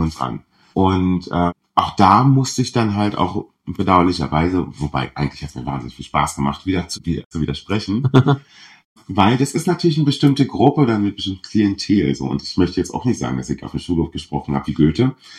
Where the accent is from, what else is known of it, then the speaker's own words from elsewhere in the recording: southern Brandenburg, Germany; ich komme aus Südbrandenburg, wo sich halt wirklich alle in meiner Klasse